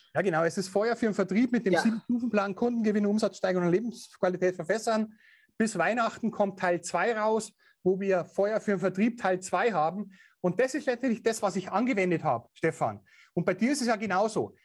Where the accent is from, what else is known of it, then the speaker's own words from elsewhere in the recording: Bavaria, Germany; accent: Bavarian; natürlich auch bayerisch. Ich kann meinen Dialekt nicht verbergen